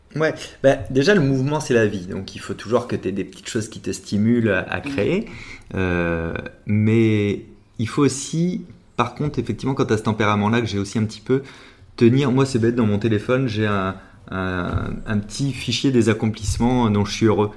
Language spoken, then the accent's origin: French; La Rochelle, Nouvelle-Aquitaine, France; now in Paris, France; je viens de La Rochelle et que j'habite depuis un peu trop longtemps à Paris